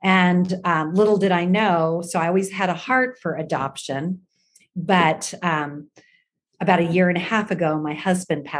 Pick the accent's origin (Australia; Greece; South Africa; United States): United States; Kansas City, Missouri; I grew up in Kansas City